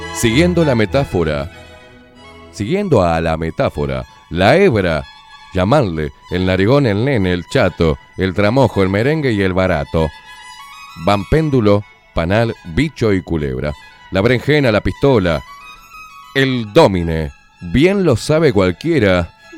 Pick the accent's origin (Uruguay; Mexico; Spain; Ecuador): Uruguay; yo soy un uruguayo de pura cepa